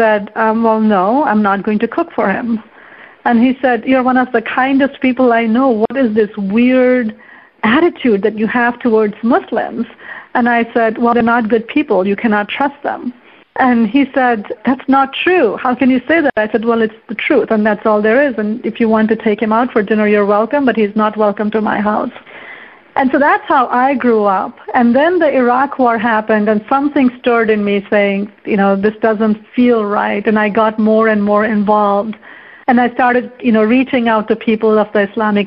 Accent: India; moved away as an adult; now in Kabul, Afghanistan; I was raised as a Hindu, and I left India when I was 20 years old to come to America

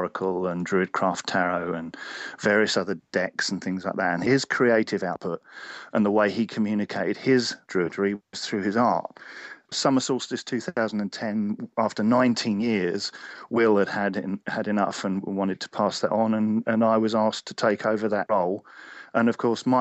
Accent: Cornwall, South West England, United Kingdom; I was born in Cornwall

